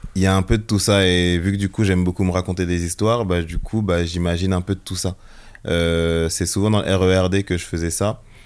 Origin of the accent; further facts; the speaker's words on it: Melun, Île-de-France, France; also born or lived in Togo; je suis né ici à Melun